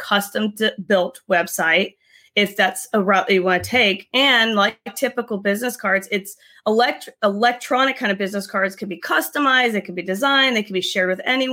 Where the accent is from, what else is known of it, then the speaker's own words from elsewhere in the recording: Tampa, Florida, United States; we're from Tampa